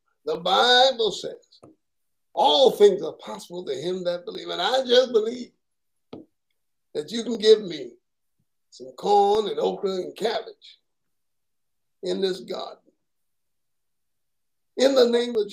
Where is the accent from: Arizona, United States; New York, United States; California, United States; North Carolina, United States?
New York, United States; New York City; now in Southern United States; I'm from Brooklyn, New York